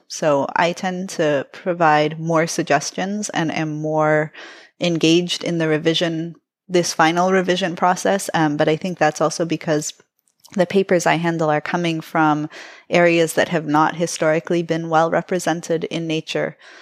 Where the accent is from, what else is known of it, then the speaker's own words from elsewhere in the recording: Toronto, Ontario, Canada; I was born in Toronto